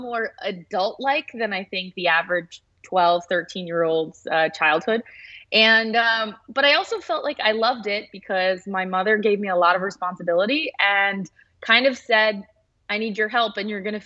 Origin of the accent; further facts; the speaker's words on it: Los Angeles, California, United States; I was born in L.A., and I've lived here for most of my life